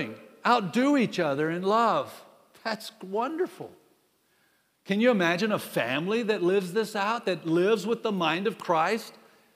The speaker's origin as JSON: {"language": "English", "country": "United States", "said": "I'm an American"}